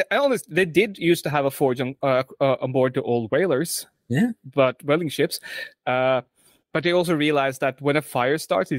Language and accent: English; Oslo, Norway; the first room I had growing up that I clearly remember because we lived in Oslo, literally across the hill from where I'm currently living with my nan. Which is funny enough, but when my youngest brother was born, we moved from Oslo and half an hour south.